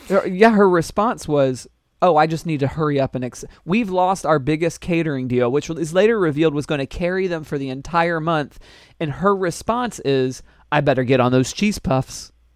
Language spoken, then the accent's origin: English; Orlando, Florida, United States; I was born in Orlando, Florida